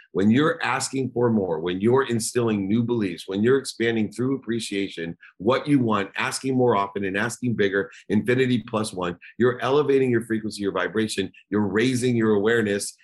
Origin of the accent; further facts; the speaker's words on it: Akron, Ohio, United States; I grew up in Akron, Ohio.